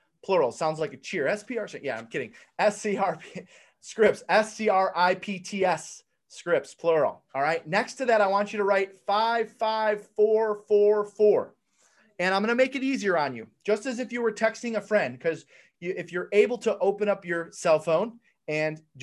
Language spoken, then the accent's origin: English; Detroit, Michigan, United States; I'm from Detroit, Michigan